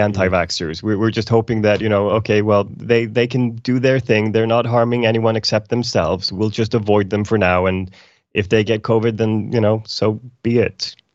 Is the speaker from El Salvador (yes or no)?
no; Iceland; now in Sweden; I'm from Iceland originally